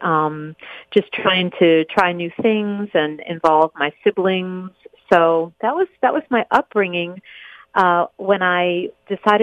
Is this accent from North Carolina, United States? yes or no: yes; Chapel Hill, North Carolina, United States; also born or lived in New Jersey / Erie, Pennsylvania; we settled in Chapel Hill, North Carolina, where I spent the rest of my years